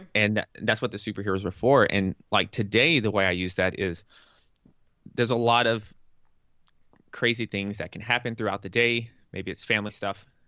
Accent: the South, United States; moved away as an adult; also born or lived in New York; I'm from the South.

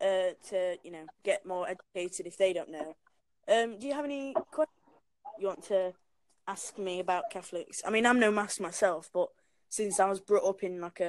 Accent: Sheffield, Yorkshire and the Humber, United Kingdom; I'm from Sheffield. Where? Sheffield in England.

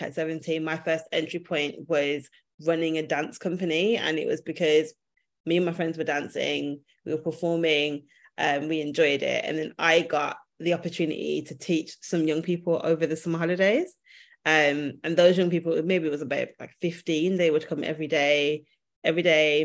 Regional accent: Birmingham, West Midlands, United Kingdom; moved away as an adult; now in London, United Kingdom; I'm from Birmingham. I've lived in London for the last 10 years

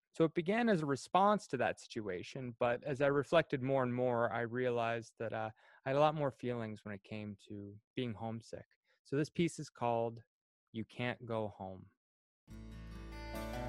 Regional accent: Cardigan, Prince Edward Island, Canada; moved away as an adult; I'm originally from Cardigan, Prince Edward Island, and I've been away on again, off again for about 6 years.

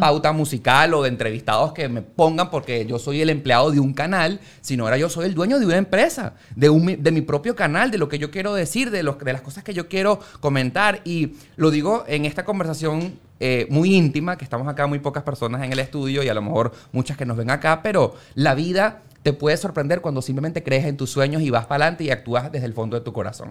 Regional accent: Valencia, Carabobo, Venezuela; moved away; also born or lived in Caracas; yo soy de Valencia, me mudé para Caracas

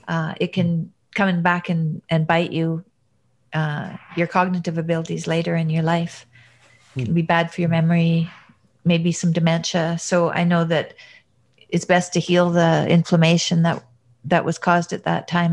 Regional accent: Fairview, Alberta, Canada; accent: Alberta; also born or lived in Montreal / Boston; now in Toronto, Canada; I'm from Alberta, and yeah. I lived in Montreal, and I lived in Boston, and now I live in Toronto. So my Alberta accent that people say they recognize. Oh, I don't think it's as strong as some of the people that I grew up with that are still there.

